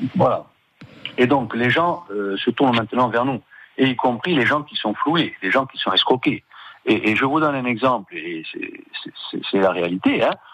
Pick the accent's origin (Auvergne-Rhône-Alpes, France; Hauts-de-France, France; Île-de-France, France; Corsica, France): Corsica, France; en tant que Corse